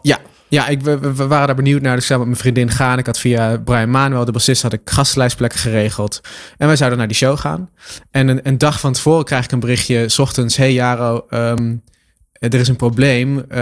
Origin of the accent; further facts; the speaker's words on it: Lochem, Gelderland, Netherlands; ik had een, een krantenwijkje ehm, in Lochem waar ik ben opgegroeid